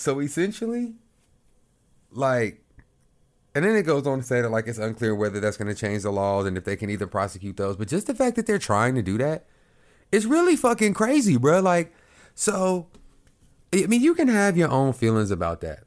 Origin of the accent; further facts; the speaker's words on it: Oklahoma, United States; moved away as an adult; now in Houston, United States; I'm from Oklahoma, right above Texas